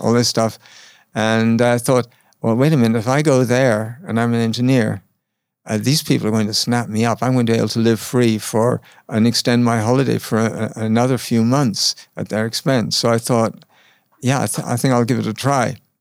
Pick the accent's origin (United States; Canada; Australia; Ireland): Ireland; moved away as an adult; I'm just from Ireland